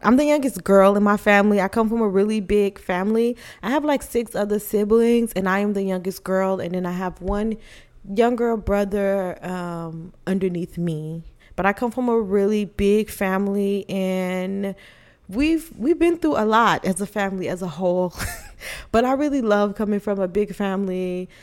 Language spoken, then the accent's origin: English; Illinois, United States; now in Texas, United States; I am originally from Illinois, but I am currently staying in Texas